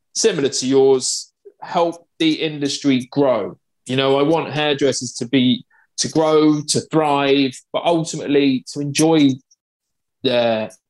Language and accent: English; Cambridge, East of England, United Kingdom; I'm from Cambridge in England